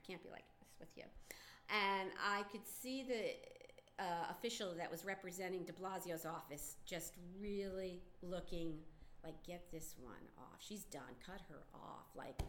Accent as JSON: {"language": "English", "town": "Greenpoint", "region": "New York", "country": "United States", "said": "the first thing I would always tell them is I'm from Greenpoint, and we were part of the 2005 Greenpoint Williamsburg rezoning"}